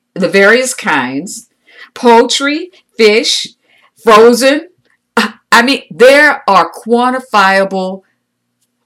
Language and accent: English; United States; I'm an American